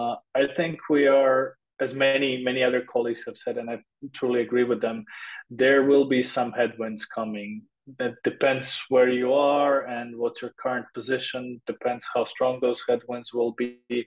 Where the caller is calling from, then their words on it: Graz, Styria, Austria; I'm calling from Graz, Austria, which is the second largest city in Austria. A nice small town, a nice town to live